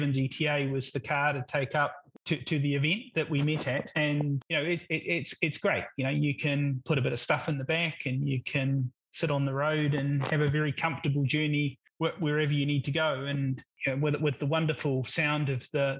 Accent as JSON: {"language": "English", "country": "New Zealand", "moved": "yes", "said": "I'm originally from New Zealand, and my father had a Alfa Sud Sprint Veloce"}